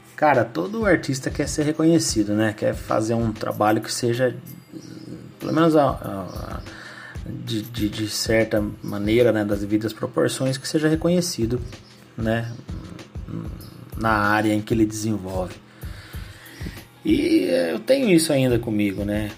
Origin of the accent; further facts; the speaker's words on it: Mogi Guaçu, São Paulo, Brazil; Eu sou natural de Mogi Guaçu